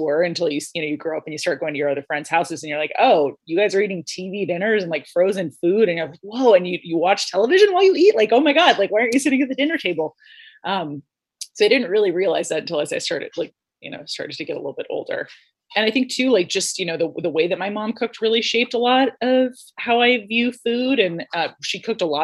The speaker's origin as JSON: {"language": "English", "town": "Los Angeles", "region": "California", "country": "United States", "tie": "born or raised there", "said": "I grew up in Los Angeles and my parents were both teachers"}